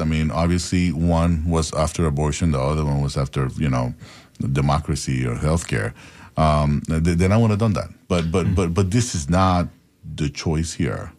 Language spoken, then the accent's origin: English; Panama; now in United States; I'm an immigrant from Panama